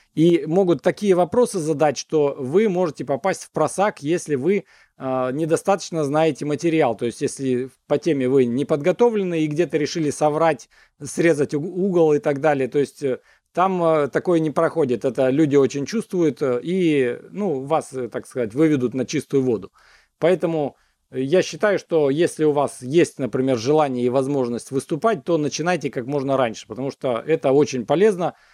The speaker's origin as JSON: {"language": "Russian", "region": "Siberia", "country": "Russia", "also_born_or_lived": "United States", "lives_now": "Omsk, Russia", "said": "когда я из Америки вернулся в э, Сибирь"}